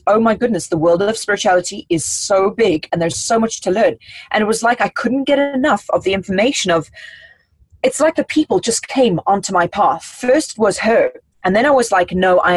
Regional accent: South Africa; moved away; I come from South Africa

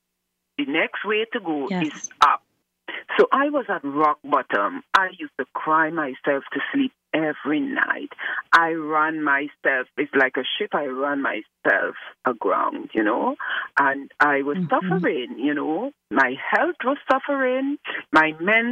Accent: Trinidad & Tobago; now in Chicago, United States; I am from the beautiful twin island of Trinidad and Tobago, but right now I am located in Chicago, USA

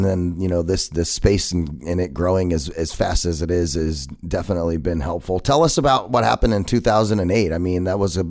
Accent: Arizona, United States; that's cool that you're an Arizona native. I am as well. Been here my whole life and absolutely love everything Arizona.

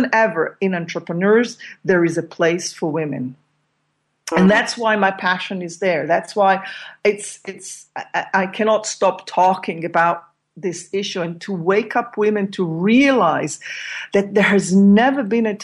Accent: Israel; moved away as an adult; now in Amsterdam, Netherlands; I grew up in Israel. I mean, for the last 18 years, I've been living with my partner here in Amsterdam, in Holland

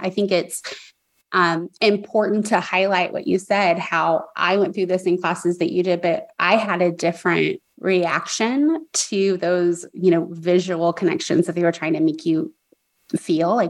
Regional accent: Texas, United States; growing up, especially where you and I did, we're both from Texas.

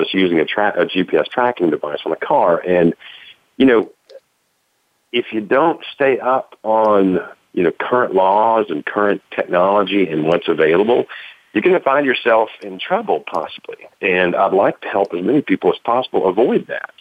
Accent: Tennessee, United States; A private investigator in Tennessee does that, which is my home state

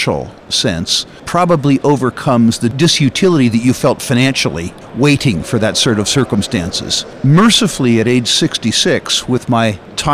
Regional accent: United States; as an American

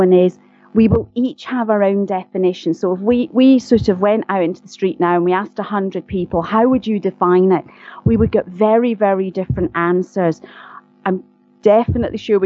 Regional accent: Glasgow, Scotland, United Kingdom; accent: Scottish; I am indeed Scottish, and as I'm very fond of saying, I'm a posh Glaswegian, and sometimes people don't think that's true, but I am from Glasgow

